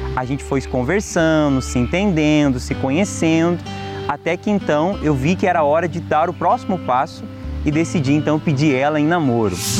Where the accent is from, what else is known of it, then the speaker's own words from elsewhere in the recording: Ribeirão Preto, São Paulo, Brazil; eu sou de Ribeirão Preto, São Paulo